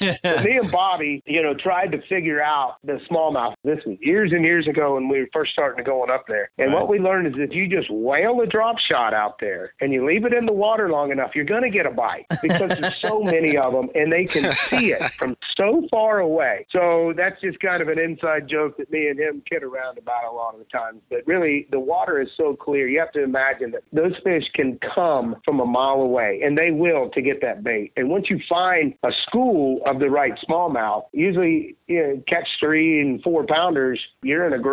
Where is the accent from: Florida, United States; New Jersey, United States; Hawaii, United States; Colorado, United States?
Florida, United States; my roots of growing up in Florida